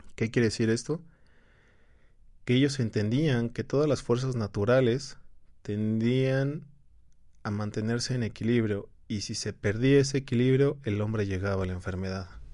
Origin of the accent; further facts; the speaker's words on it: Mexico; Nosotros como mexicanos